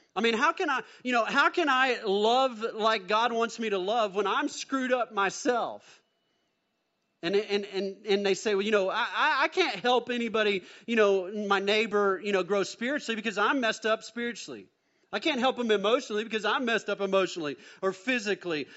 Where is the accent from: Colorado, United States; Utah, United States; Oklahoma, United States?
Oklahoma, United States; Mustang; also born or lived in Bethany, Oklahoma; Born in Bethany, Oklahoma, then we moved to Mustang, Oklahoma, and so my dad bought a little five-acre plot there